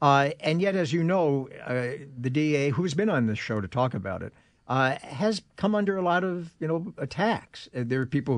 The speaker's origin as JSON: {"language": "English", "region": "New York", "country": "United States", "said": "Now, you know, I come from New York, and when we talked about organized crime in New York"}